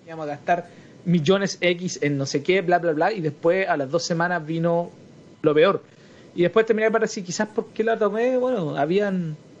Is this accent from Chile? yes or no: yes; Chile; also born or lived in Santiago; nosotros como chilenos